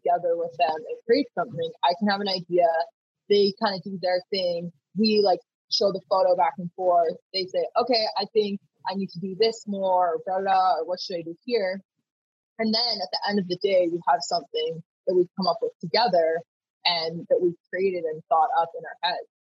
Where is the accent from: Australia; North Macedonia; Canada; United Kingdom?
Canada; Vancouver, British Columbia; I started off growing up in Vancouver, was in the outdoors a lot